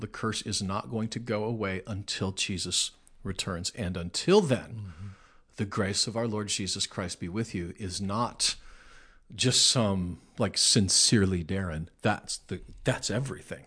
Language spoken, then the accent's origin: English; Nebraska, United States; I'm from Nebraska, but I feel like some of the hillbillies made it to where I'm from